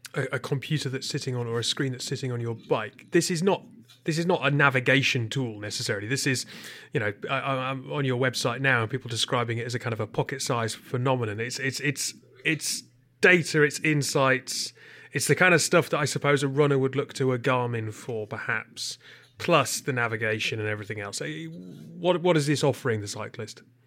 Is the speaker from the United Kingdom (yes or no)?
yes; United Kingdom; I'm British